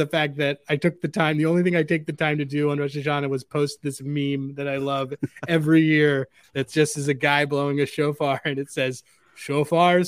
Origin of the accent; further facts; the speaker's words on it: Northeast, United States; Northeast Jewish kid who grew up listening to …